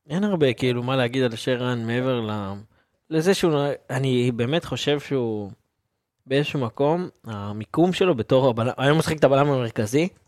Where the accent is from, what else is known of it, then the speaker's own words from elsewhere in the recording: Ashdod, Southern District, Israel; אני גדלתי פה, אני גדלתי באשדוד, אני לא חוגג.